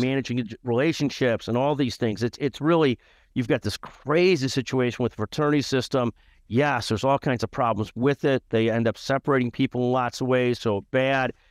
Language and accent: English; Skokie, Illinois, United States; grew up in a community called Skokie, Illinois